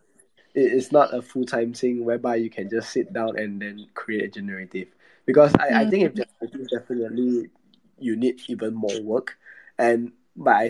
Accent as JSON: {"language": "English", "country": "Malaysia", "said": "I'm from Malaysia."}